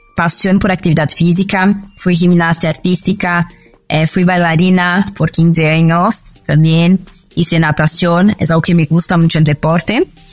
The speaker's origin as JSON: {"language": "Spanish", "region": "São Paulo", "country": "Brazil", "tie": "born or raised there", "also_born_or_lived": "Conceição do Araguaia, Pará, Brazil", "second_language": "Spanish", "moved": "as an adult", "lives_now": "Mexico", "said": "Soy del norte de Brasil, de una ciudad que se llama Conceição do Araguaia, es en un estado que se llama Pará, pero viví casi toda mi vida en São Paulo"}